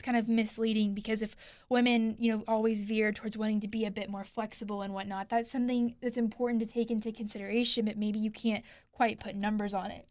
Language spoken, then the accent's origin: English; Houston, Texas, United States; I'm from Houston. I remember growing up